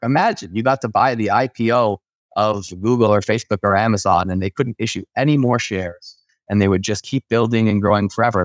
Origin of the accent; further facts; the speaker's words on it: Canada; as a Canadian